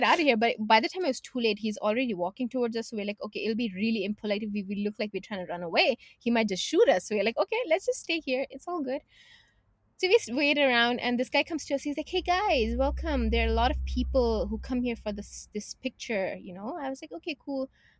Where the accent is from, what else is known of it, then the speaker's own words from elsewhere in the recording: Canada; So just to give you a little background, we are from Canada, right?